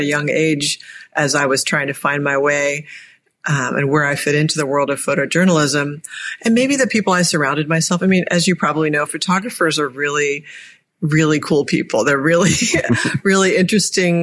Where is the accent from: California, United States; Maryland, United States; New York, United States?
Maryland, United States; Annapolis; my hometown here in Annapolis, Maryland